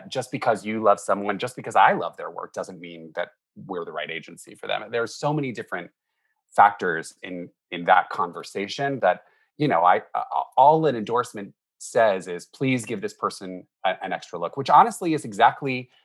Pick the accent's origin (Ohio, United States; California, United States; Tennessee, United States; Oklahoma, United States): Ohio, United States; Cincinnati; moved away; also born or lived in Boston; I grew up in Cincinnati, Ohio, and there is quite a scene there